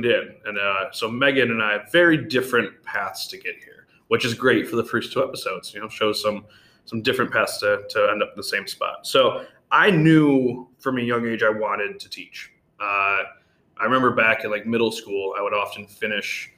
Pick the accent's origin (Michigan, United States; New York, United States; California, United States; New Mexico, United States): Michigan, United States; moved away as an adult; now in Bahrain; I wanted to get out of Michigan anyway, just because, you know, my suburb was great. I liked where I grew up